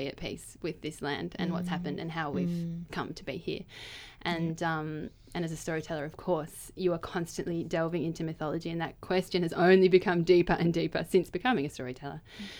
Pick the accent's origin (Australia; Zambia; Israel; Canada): Australia; And I'm Australian. And I very much am Australian, and this is the land that I live on